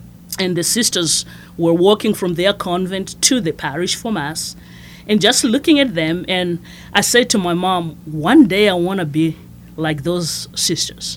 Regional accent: Masvingo, Zimbabwe; moved away as an adult; also born or lived in Shreveport, Louisiana; now in Lafayette, United States; I was born and raised in Zimbabwe

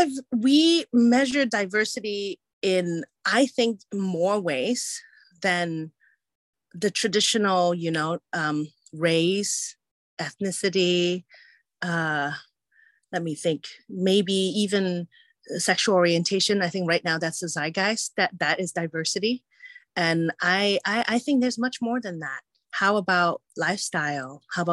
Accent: Hong Kong; also born or lived in England / United States; as a person who was born and raised in Hong Kong and England and the US and travel many places and is complicated in terms of like, what is my cultural heritage, right?

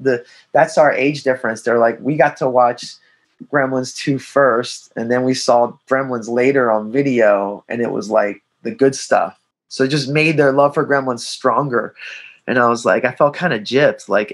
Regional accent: Philadelphia, Pennsylvania, United States; I grew up in Philadelphia

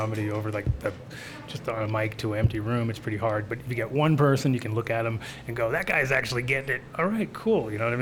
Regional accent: New England, United States; now in Denver, United States; I grew up in New England

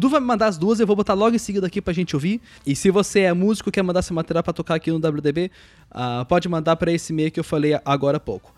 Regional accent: Caxias do Sul, Rio Grande do Sul, Brazil; Caxias, minha terra natal.

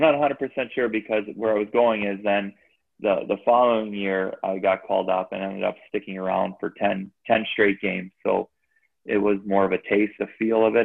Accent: Chicago, Illinois, United States; I grew up in Chicago

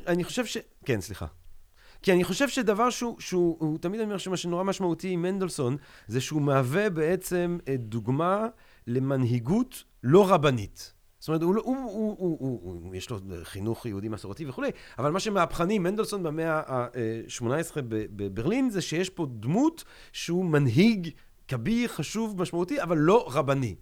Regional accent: Antwerp, Flanders, Belgium; moved away; זוכר את הילדות שלי באנטוורפן

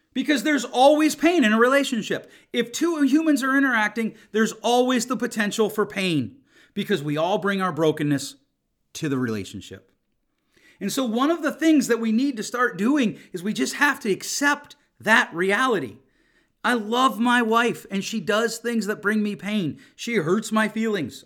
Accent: Grand Rapids, Michigan, United States; my hometown of Grand Rapids

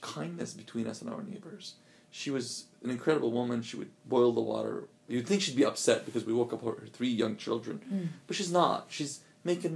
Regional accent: Alexandria, Alexandria Governorate, Egypt; moved away; So I lived in Alexandria, grew up in Alexandria.

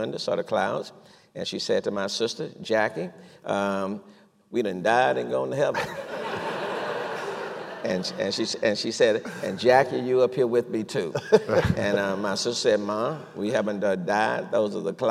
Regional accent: Houston, Texas, United States; I grew up in Acres Home, we say the fo-fo, grew up there

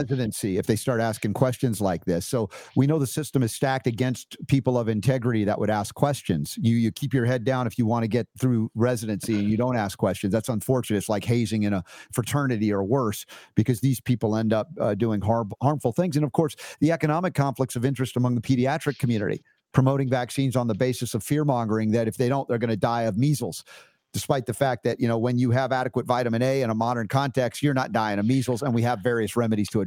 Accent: United States; growing up in America

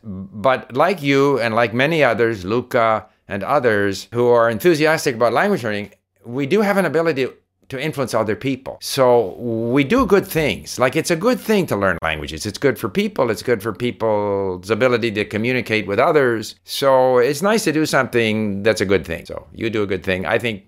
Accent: Canada; also born or lived in Sweden; Obviously, I was born in Sweden. We moved to Canada. I heard different languages and stuff.

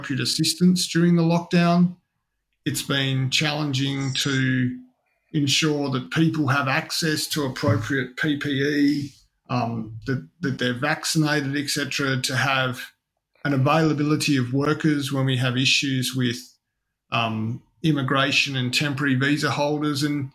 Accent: Western Australia, Australia; moved away as an adult; now in Sydney, Australia; I'm actually from Western Australia, and I moved to Sydney to take on the role of Disability Discrimination Commissioner

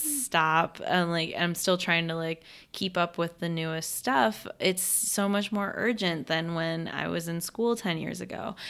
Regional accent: Western New York, United States; moved away as an adult; also born or lived in Texas; I grew up in Western New York, had a certain climate

